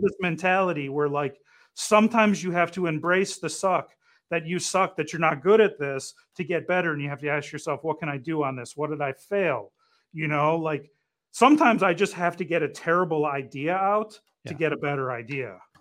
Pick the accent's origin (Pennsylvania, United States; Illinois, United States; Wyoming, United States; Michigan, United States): Michigan, United States; Detroit; I'm from Detroit